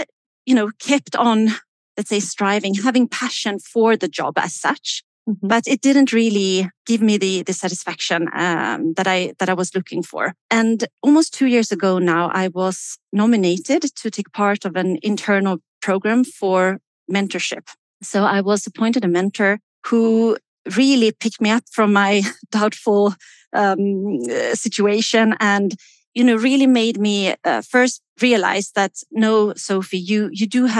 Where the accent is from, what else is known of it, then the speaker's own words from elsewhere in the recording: Sweden; now in Switzerland; I am based in Switzerland. I am originally from Sweden.